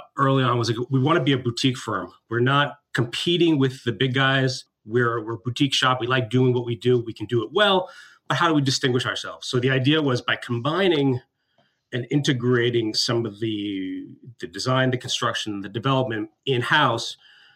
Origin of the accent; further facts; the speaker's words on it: New York City, New York, United States; I grew up in New York